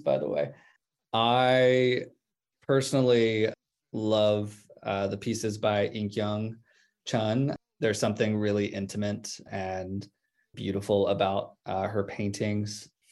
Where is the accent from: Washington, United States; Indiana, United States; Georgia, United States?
Georgia, United States; I grew up in Georgia in a conservative religious household